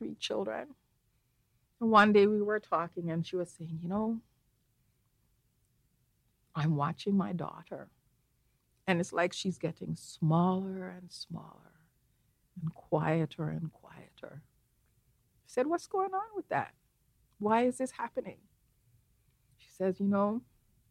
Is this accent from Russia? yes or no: no; Jamaica; now in Canada; I grew up in Jamaica, which for all intents and purposes is a black country